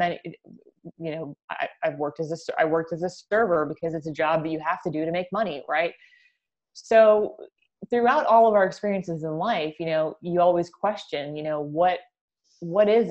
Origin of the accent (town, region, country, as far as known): United States; accent: American